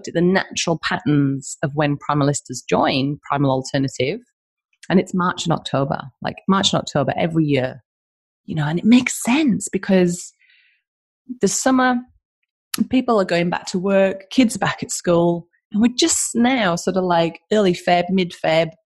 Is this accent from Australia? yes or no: yes; Albany, Western Australia, Australia; I'm a nobody from Albany, right? From Albany and WA